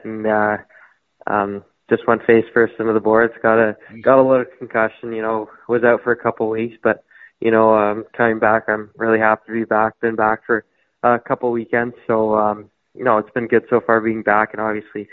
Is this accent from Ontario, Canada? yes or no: yes; Toronto, Ontario, Canada; I'm from Toronto, Ontario. I've lived there my whole life.